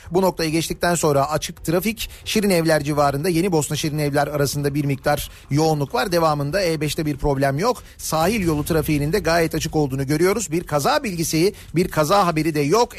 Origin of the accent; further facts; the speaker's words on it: Istanbul, Turkey; Şimdi tecrübeli bir İstanbullu olarak